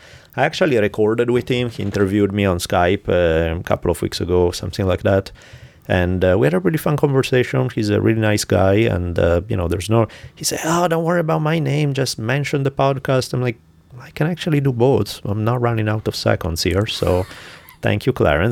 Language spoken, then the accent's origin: English; Italy; accent: Italian; the Italian accent